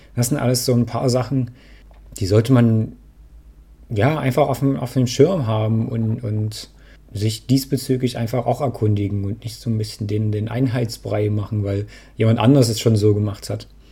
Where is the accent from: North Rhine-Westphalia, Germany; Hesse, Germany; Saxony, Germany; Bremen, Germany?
Saxony, Germany; Dresden; Ich komme aus Dresden